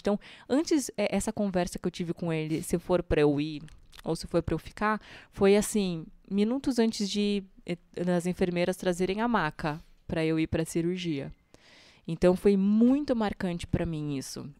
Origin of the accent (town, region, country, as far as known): Sorocaba, São Paulo, Brazil; born or raised there; also born or lived in Mairinque / Alumínio